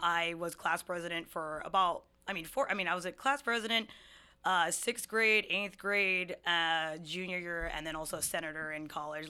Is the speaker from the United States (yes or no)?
yes; Hawaii, United States; moved away as an adult; now in Seattle, United States; I'm a twenty-seven-year-old native Hawaiian Filipino Chinese woman, uh, who moved to Seattle five years ago